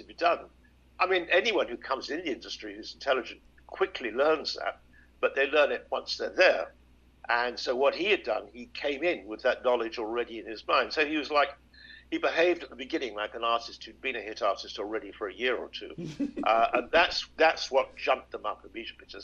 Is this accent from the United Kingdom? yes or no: yes; United Kingdom; we're taught when we're young, certainly in Britain